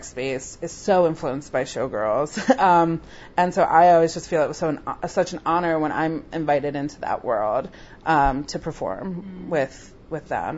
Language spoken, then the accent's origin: English; near Mount Laurel, New Jersey, United States; moved away as an adult; also born or lived in New York; 5 minutes from my hometown. It was, like, in Mount Laurel, New Jersey